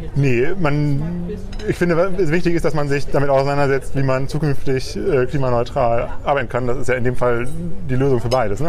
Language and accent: German; Leopoldshöhe, North Rhine-Westphalia, Germany; also born or lived in Bielefeld; now in Bremen, Germany; in dem kleinen Dorf oder Ort, in dem ich aufgewachsen bin